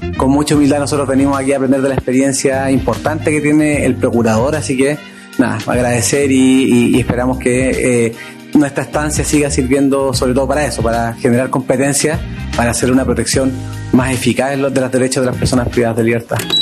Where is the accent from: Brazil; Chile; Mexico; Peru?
Chile